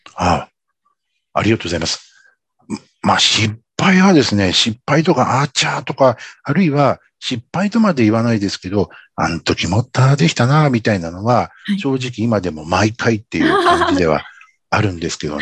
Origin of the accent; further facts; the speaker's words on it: Tokyo, Japan; 僕はこう東京出身